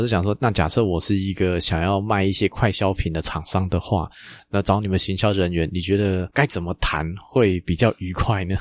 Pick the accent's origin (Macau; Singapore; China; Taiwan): Taiwan; 我们台湾这边